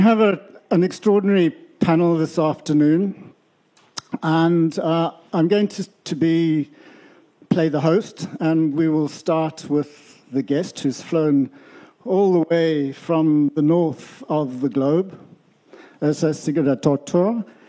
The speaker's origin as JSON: {"language": "English", "region": "Western Cape", "country": "South Africa", "said": "I come from Cairn on the south part of the peninsula."}